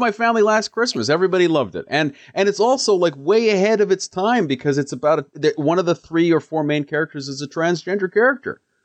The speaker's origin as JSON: {"language": "English", "country": "Canada", "also_born_or_lived": "Kenya (ancestry) / Edmonton", "said": "as a Kenyan Canadian, as an African"}